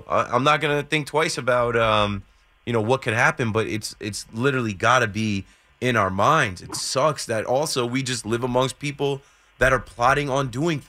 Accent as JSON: {"language": "English", "region": "New Jersey", "country": "United States", "tie": "born or raised there", "said": "Obviously, I grew up in Jersey and coming to New York my entire life."}